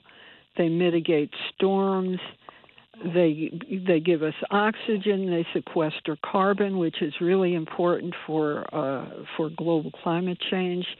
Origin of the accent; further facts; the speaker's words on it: Bridgeport, Connecticut, United States; I was born and bred in Bridgeport and grew up on the east side